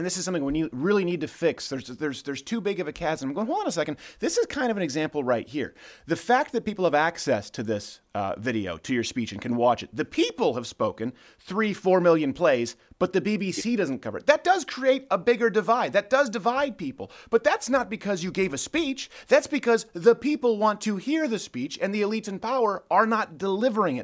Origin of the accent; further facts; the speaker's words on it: Canada; moved away; I was raised in Canada.